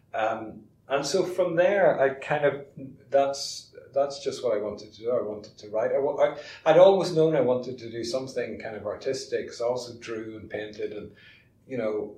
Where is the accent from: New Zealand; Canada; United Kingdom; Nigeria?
United Kingdom; Armagh, Northern Ireland; moved away as an adult; also born or lived in Kent; when I was very young, growing up in Armagh